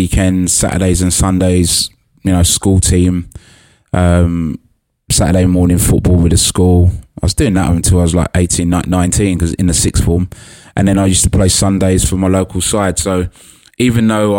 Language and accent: English; London, United Kingdom; where I grew up in Hackney